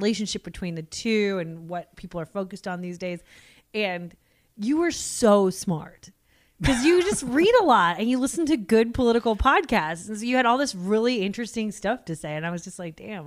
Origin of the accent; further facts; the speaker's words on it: United States; I'm American.